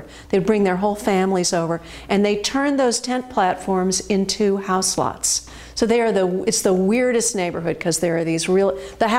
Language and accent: English; Beverly Hills, California, United States; moved away; So I grew up on Linden Drive in the flats, if you know Beverly Hills.